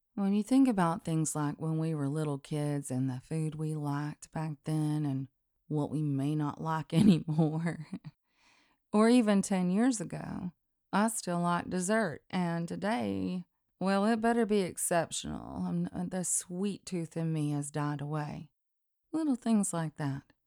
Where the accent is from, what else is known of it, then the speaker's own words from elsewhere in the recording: Deep South, United States; I'm from the Deep South